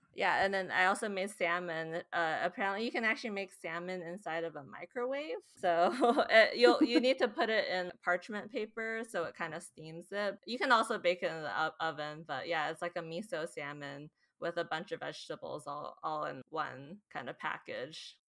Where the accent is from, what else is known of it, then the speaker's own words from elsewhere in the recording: Bay Area, California, United States; moved away as an adult; now in Seattle, United States; Quick Lees in Cupertino, which is, like, near my hometown